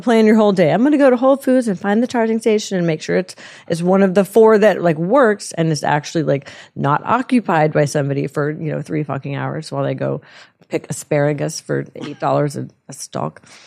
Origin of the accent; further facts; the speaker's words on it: Houston, Texas, United States; I'm from Houston